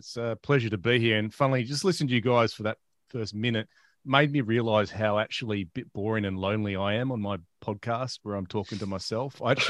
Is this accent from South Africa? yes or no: no; Perth, Western Australia, Australia; moved away as an adult; also born or lived in Sydney; I studied film at Curtin University in Perth, born and raised in Perth.